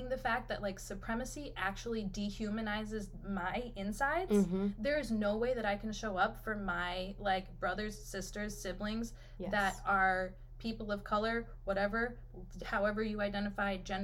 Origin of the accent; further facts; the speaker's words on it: United States; also born or lived in Detroit; I identify as white American